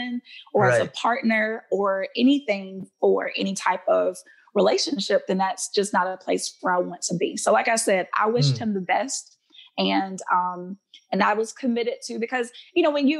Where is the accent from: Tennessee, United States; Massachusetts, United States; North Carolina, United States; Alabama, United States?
Alabama, United States; my home state of Alabama